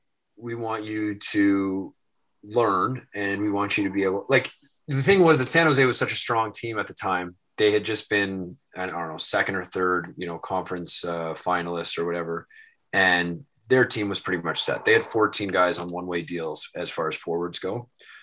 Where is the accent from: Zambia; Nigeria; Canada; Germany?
Canada; Newmarket, Ontario; also born or lived in Halifax / West Coast; And then I was born in Halifax, and we also lived on the West Coast. And then we settled down in Newmarket, just north of Toronto.